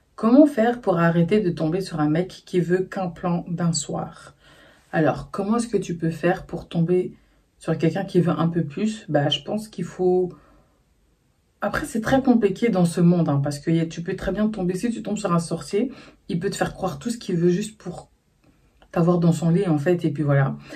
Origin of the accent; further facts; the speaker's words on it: Brussels, Brussels-Capital Region, Belgium; je suis née, j'ai grandi à Bruxelles